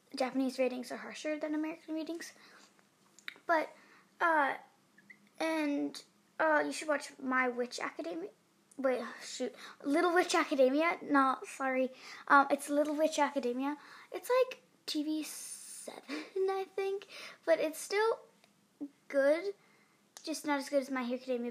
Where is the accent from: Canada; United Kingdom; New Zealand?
United Kingdom; England; I'm in Cambridge. I'm actually English.